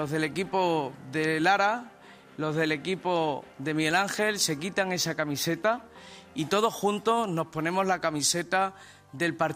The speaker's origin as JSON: {"language": "Spanish", "country": "Netherlands", "second_language": "Spanish", "said": "Yo soy de Holanda y bueno, yo tengo algunas amigas mías que están aquí de Badajoz"}